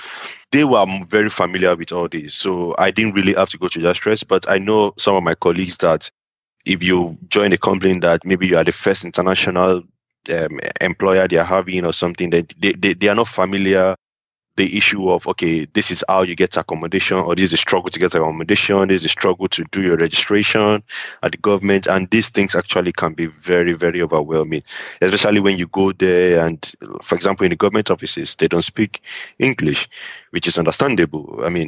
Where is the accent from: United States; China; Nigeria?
Nigeria; moved away as an adult; the company I joined when I came from Nigeria, they were pretty international, so I didn't really feel it much.